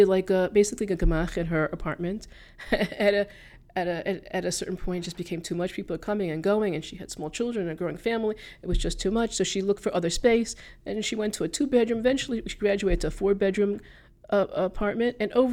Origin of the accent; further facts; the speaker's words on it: Teaneck, New Jersey, United States; also born or lived in Passaic; I grew up in Teaneck